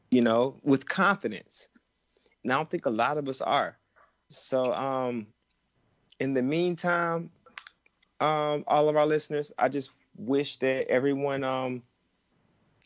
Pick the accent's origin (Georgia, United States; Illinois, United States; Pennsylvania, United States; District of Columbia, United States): Georgia, United States; born or raised there